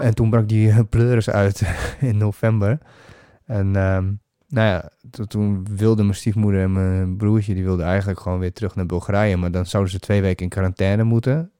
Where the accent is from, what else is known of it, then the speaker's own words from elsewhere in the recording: Netherlands; nee, Holland